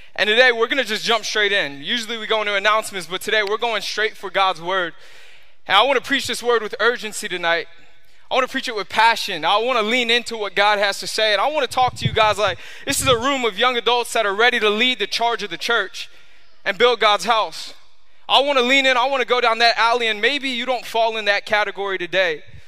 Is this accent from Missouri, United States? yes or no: no; New York, United States; now in Florida, United States; I grew up in New York